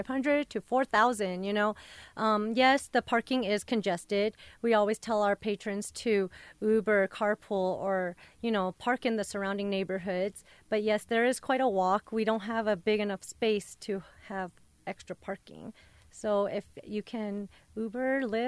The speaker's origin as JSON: {"language": "English", "town": "Denver", "region": "Colorado", "country": "United States", "tie": "born or raised there", "said": "I grew up in Westwood"}